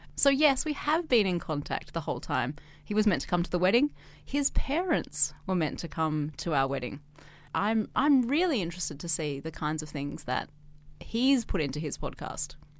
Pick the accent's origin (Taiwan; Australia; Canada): Australia; now in China; I'm Australian, but I'm not a resident of Australia